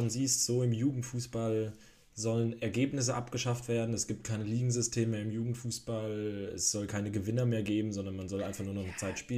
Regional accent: Germany

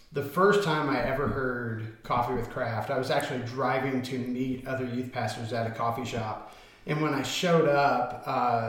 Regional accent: Indianapolis, Indiana, United States; moved away as an adult; now in Liberty Township, United States; I'm a student pastor in Liberty Township, Ohio, from Indianapolis originally

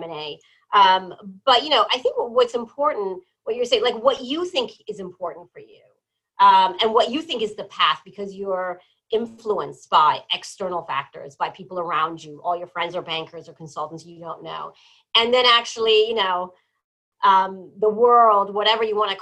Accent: New Jersey, United States; also born or lived in Iran / Malta; I was born in Iran, but I grew up in New Jersey

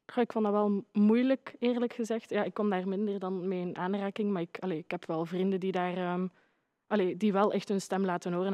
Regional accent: Aalst, Flanders, Belgium; ik ben 18. Ik, ik kom uit Aalst

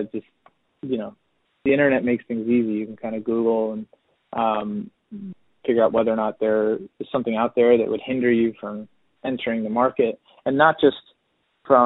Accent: New Jersey, United States; I'm from New Jersey

